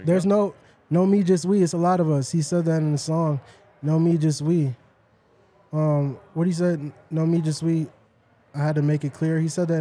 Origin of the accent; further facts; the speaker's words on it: Dallas, Texas, United States; now in Colorado, United States; I'm from the South, so it never snows in Dallas.